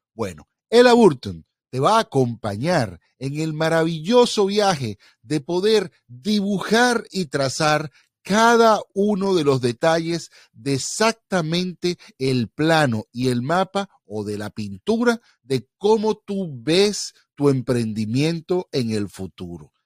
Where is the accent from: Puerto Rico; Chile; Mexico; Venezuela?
Venezuela; yo como buen venezolano